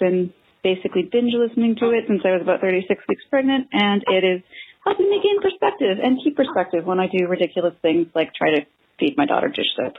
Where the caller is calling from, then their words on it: Victoria, British Columbia, Canada; I'm calling from Victoria, British Columbia